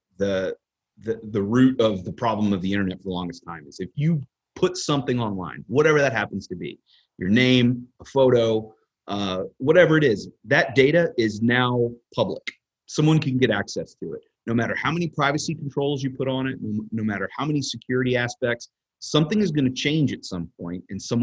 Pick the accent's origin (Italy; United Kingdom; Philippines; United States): United States; Texas; So looking at things from a state actor level, as a Texan, just kind of going to work every day, it's not something that you should necessarily be afraid of all the time.